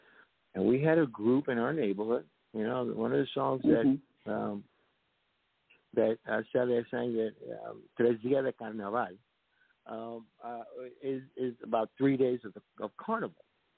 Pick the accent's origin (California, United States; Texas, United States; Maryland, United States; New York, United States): New York, United States; New York City; a city slicker, because I came from the Bronx